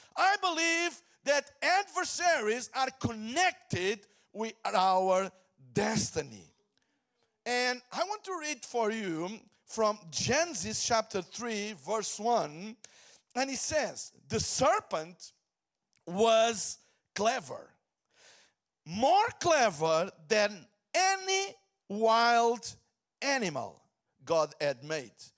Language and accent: English; Portugal; I come from Portugal, Hillsong, Portugal